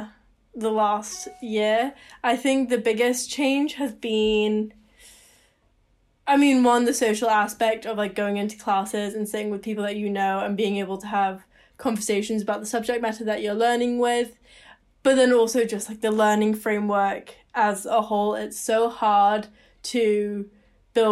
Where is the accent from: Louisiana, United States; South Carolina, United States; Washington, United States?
Washington, United States; Seattle; moved away as an adult; now in Victoria, Canada; I moved home to Seattle because I'm not a Canadian citizen